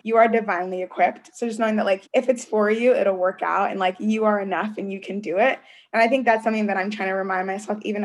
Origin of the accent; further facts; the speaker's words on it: Columbus, Ohio, United States; moved away as an adult; also born or lived in New Haven, Connecticut; me and all my siblings were born here in Columbus, Ohio. That's my hometown.